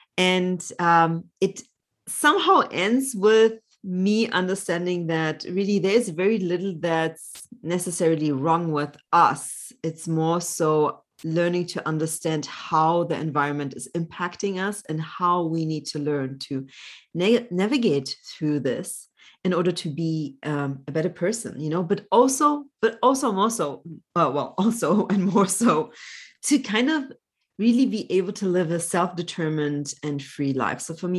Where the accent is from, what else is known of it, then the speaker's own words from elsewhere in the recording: Germany; also born or lived in Poland; So I was born in Poland, but grew up mostly in Germany. When I was 4.5, my parents had to flee Poland.